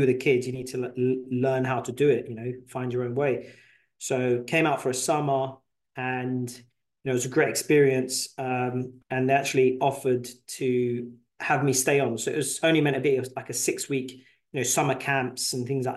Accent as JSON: {"language": "English", "region": "London", "country": "United Kingdom", "tie": "born or raised there", "also_born_or_lived": "New York, United States", "moved": "as an adult", "lives_now": "United States", "said": "I was born in London, North London, to be exact. Came over here when I was around 25 years old"}